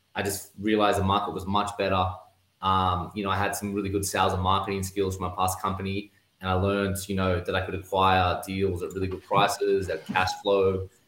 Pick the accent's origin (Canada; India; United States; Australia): Australia; accent: Aussie; I definitely stand out as an Australian. But I think when I speak to Australians, they're like, what is this dude talking about? Because I still have the Aussie accent, but I say a whole bunch of different words and different inflections.